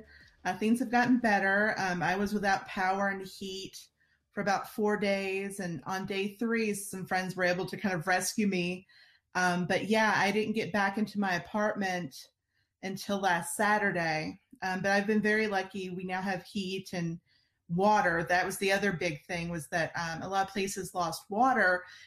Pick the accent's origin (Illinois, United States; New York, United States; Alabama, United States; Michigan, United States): Alabama, United States; accent: Alabama; I'm originally from Alabama, as you might could tell from my incredible accent.